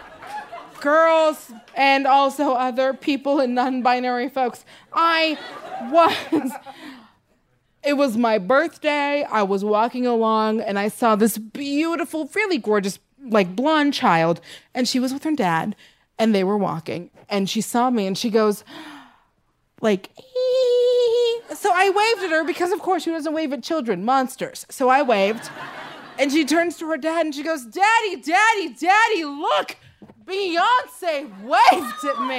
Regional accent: Seattle, Washington, United States; now in Los Angeles, United States; I'm from Seattle, Washington

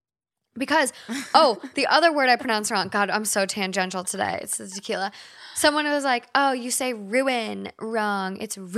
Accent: Minnesota, United States; now in Los Angeles, United States; We're from Minnesota. If you're not familiar with Minnesota or the Midwest, some Midwest places call the things that you get from a store, we say bag.

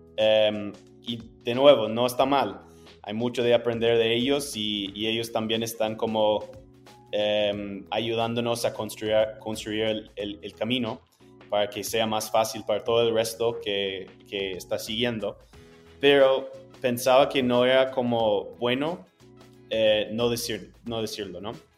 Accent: Wisconsin, United States; Spanish is a second language; moved away as an adult; now in Chile; yo soy de Wisconsin, que es un estado como no tan

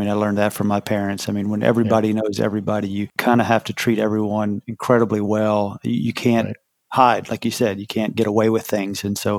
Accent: Kentucky, United States; Yeah, I grew up in Kentucky.

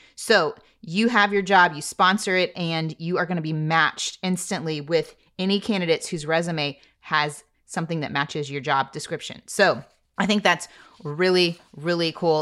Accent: Texas, United States; I am a Texan

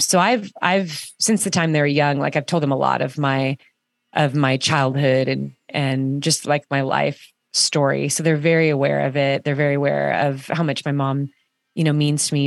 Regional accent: Orange County, California, United States; my kids are growing up in Orange County, California, and, um, and I did too

